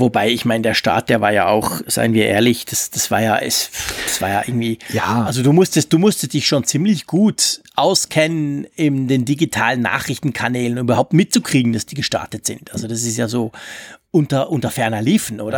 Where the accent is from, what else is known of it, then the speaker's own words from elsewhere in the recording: Switzerland; bei uns in der Schweiz